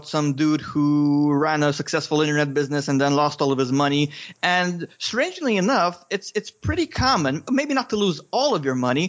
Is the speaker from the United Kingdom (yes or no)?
no; Romania; English is a second language; I'm from Romania. I still live in Romania